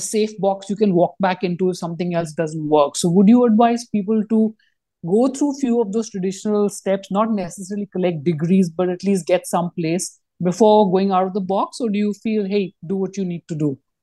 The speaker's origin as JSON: {"language": "English", "country": "India"}